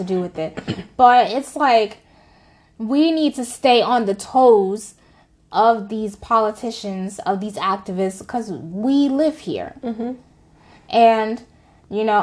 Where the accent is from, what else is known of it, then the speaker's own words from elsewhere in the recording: United States; we as Americans